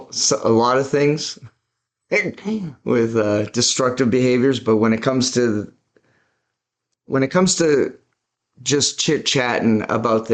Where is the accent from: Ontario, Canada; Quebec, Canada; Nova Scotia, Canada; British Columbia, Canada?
British Columbia, Canada; Vancouver; I was born and raised in Vancouver, British Columbia, Canada